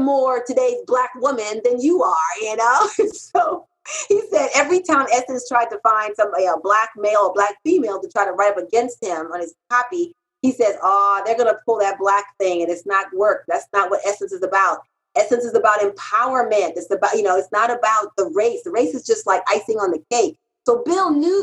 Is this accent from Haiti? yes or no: yes; Haiti; now in United States; when I came from Haiti. I'm a Haitian immigrant